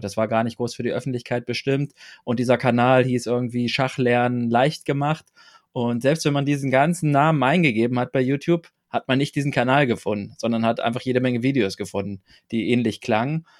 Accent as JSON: {"language": "German", "area": "Braunschweig area", "region": "Lower Saxony", "country": "Germany", "tie": "born or raised there", "said": "ich bin auf dem Dorf aufgewachsen, im Großraum Braunschweig"}